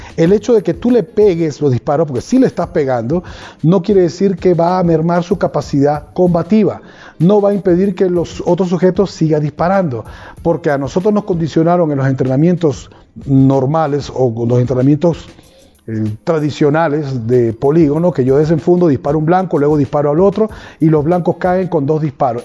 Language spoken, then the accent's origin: Spanish; Venezuela; En mi país, en Venezuela